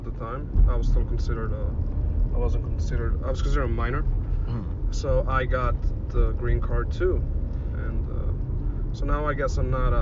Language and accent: English; Belgrade, Serbia; moved away; I'm from the capital of Belgrade.